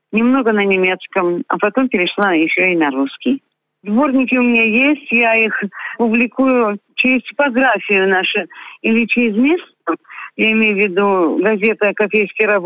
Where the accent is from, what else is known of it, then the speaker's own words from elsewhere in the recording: Moscow, Russia; moved away as an adult; also born or lived in Sakhalin; now in Kopeysk, Russia; Я родилась в Москве, закончила университет – и затем, по велению сердца и души, поехала работать учителем на Дальний Восток.